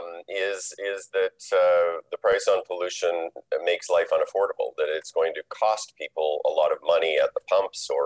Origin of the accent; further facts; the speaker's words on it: Saskatchewan, Canada; I grew up in Saskatchewan.